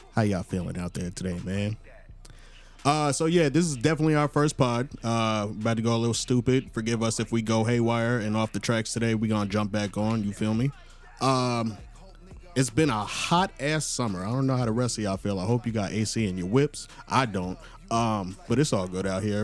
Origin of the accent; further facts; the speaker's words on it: Long Island, New York, United States; now in Atlanta, United States; I'm from Long Island originally